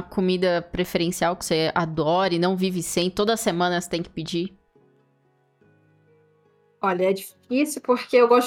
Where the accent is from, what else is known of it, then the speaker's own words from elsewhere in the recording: São Paulo, Brazil; Eu sou paulista